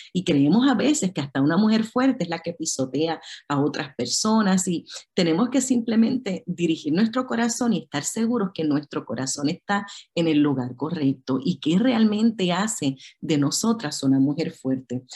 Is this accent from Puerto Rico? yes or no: yes; Puerto Rico; yo soy de Puerto Rico